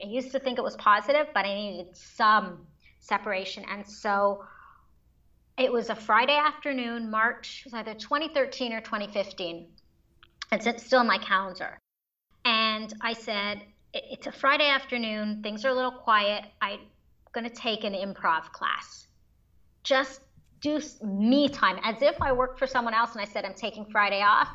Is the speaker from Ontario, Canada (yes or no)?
no; Montreal, Quebec, Canada; moved away as an adult; also born or lived in New York, United States; my home I was born and raised in Montreal.